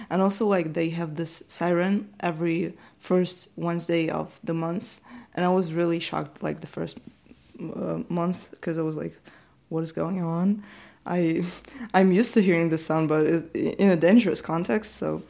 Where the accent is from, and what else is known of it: Ukraine; first language Ukrainian; English is a second language; now in Prague, Czech Republic